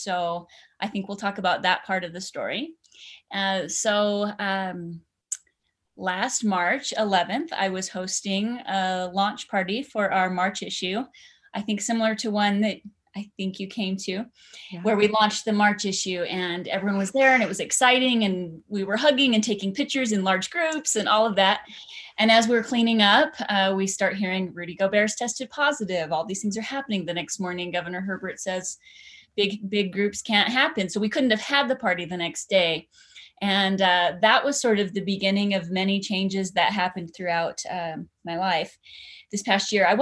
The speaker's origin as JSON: {"language": "English", "town": "Idaho Falls", "region": "Idaho", "country": "United States", "tie": "born or raised there", "said": "I grew up in Idaho Falls on a dead end street, and that shapes a lot of who I am, just my Idaho roots"}